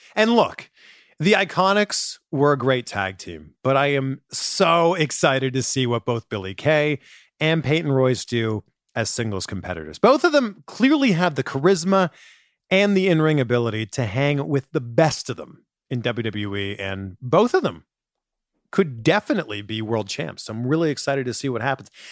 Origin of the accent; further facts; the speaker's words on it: Canada; moved away; I'm originally from Canada